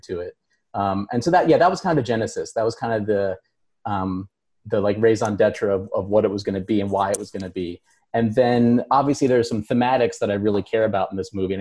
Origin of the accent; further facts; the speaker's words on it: Baltimore, Maryland, United States; I grew up in Baltimore